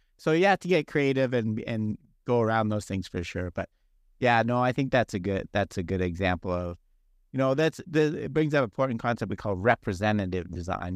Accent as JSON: {"language": "English", "town": "Toronto", "region": "Ontario", "country": "Canada", "moved": "yes", "lives_now": "Arizona, United States", "said": "I am Canadian, I'm from Toronto, and I grew up playing hockey"}